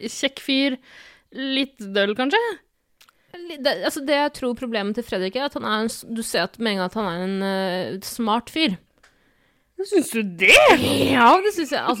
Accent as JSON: {"language": "Norwegian", "town": "Bergen", "region": "Vestland", "country": "Norway", "said": "No, selvfølgelig er jeg fra Bergen!"}